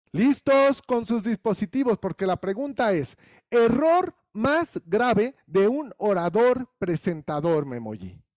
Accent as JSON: {"language": "Spanish", "country": "Mexico"}